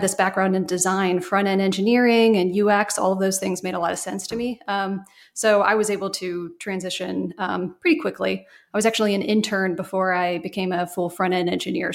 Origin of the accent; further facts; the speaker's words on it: Cincinnati, Ohio, United States; moved away as an adult; also born or lived in Pittsburgh / Atlanta; living in my hometown of Cincinnati